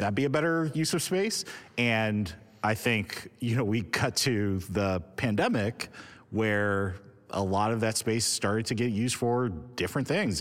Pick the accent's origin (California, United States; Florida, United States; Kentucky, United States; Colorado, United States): California, United States; Los Angeles; I grew up in Hollywood, in L